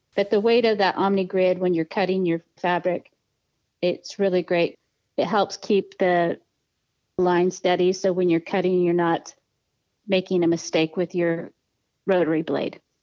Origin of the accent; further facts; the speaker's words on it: Edmonds, Washington, United States; also born or lived in Seattle, Washington / Portland, Oregon / Stanwood, Washington; I was born in Seattle, Washington, and I was raised about 20 miles north of Seattle in a town called Edmonds